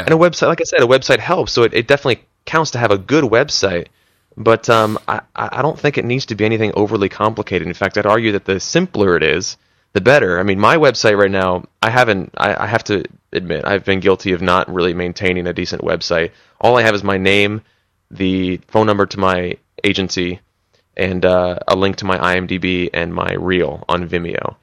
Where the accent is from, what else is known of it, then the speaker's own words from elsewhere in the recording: East Coast, United States; moved away as an adult; also born or lived in Philadelphia; now in Los Angeles, United States; I was from the East Coast